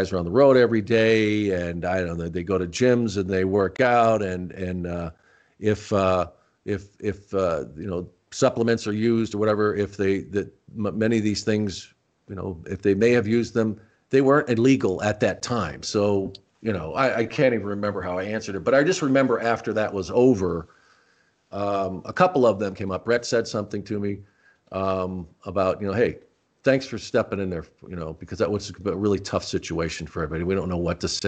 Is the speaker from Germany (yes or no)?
no; Rochester, New York, United States; born there; You know, I was born in Rochester, New York.